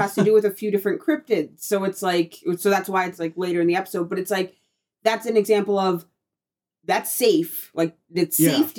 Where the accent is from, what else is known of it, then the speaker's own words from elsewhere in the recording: Appalachian Mountains area, Pennsylvania, United States; I grew up in the Appalachian Mountains area